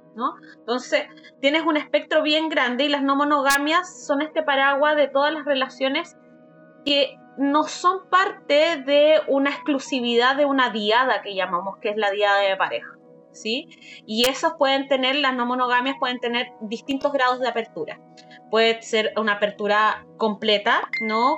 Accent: Valdivia, Los Ríos, Chile; soy de Valdivia, de una ciudad en el sur de, Chile

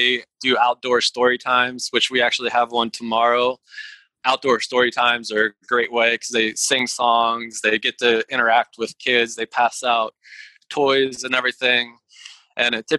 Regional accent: Pittsburgh, Pennsylvania, United States; now in Virginia, United States; I'm originally from Pittsburgh, Pennsylvania, so I'm used to lots of snow.

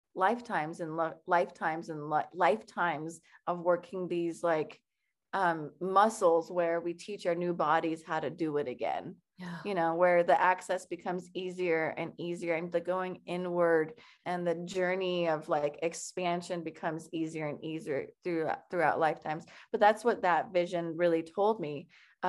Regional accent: Iran; moved away; growing up in Iran

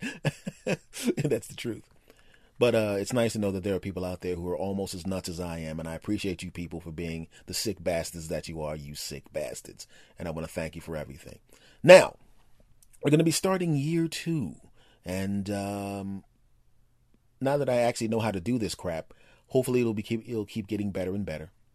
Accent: East Coast, United States; I was born on the East Coast, and I tend to speak quickly

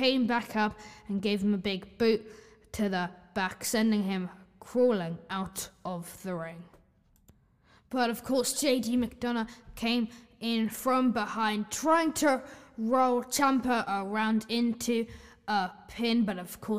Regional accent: Ireland; I'm Irish

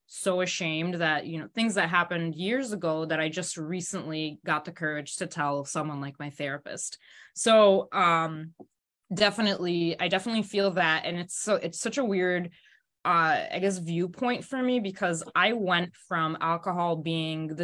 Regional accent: Egypt; moved away as an adult; But I grew up in Egypt

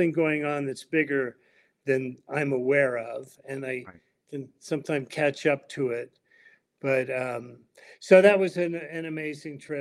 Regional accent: the Bay Area, California, United States; I grew up in the Bay Area.

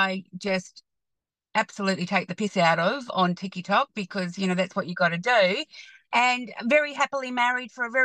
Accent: Hamilton, Waikato, New Zealand; now in Australia; I actually grew up in Hamilton

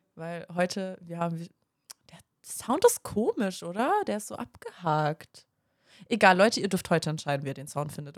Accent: Ulm, Baden-Württemberg, Germany; ich komme aus Ulm

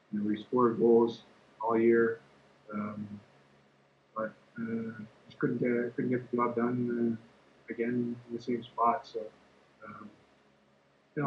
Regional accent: Winnipeg, Manitoba, Canada; moved away; my hometown in Winnipeg

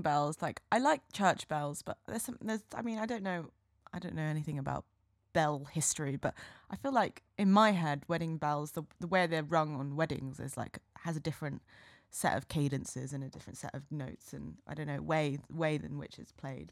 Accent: Cotswolds, South West England, United Kingdom; I didn't grow up in urban England. I grew up in very much mm. rural um, yes, Cotswolds.

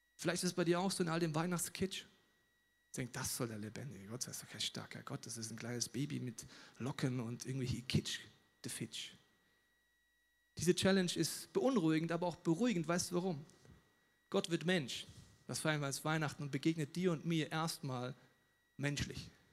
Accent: Germany; Ich bin in Deutschland aufgewachsen

